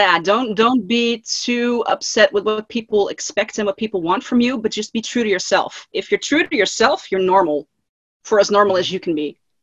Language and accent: English; Netherlands; I'm from the Netherlands, Europe.